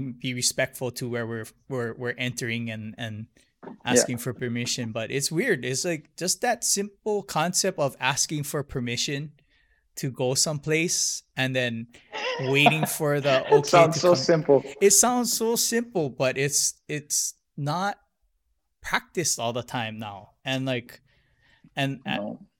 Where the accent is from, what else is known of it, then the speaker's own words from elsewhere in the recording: Hilo, Hawaii, United States; moved away; also born or lived in Honolulu; I grew up in Hilo, but I grew up more Japanese